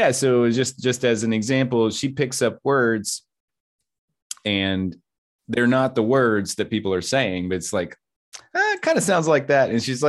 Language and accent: English; Kentucky, United States; now in Texas, United States; We're from Kentucky, and I was able to drop the accent. She was not.